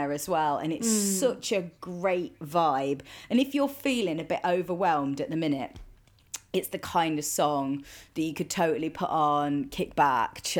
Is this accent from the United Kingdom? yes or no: yes; Midlands, United Kingdom; I grew up in the Midlands